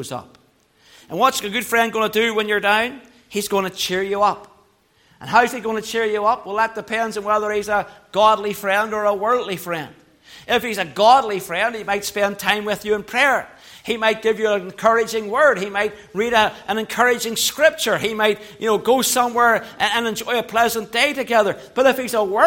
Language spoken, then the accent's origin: English; Belfast, Northern Ireland, United Kingdom; I grew up in Belfast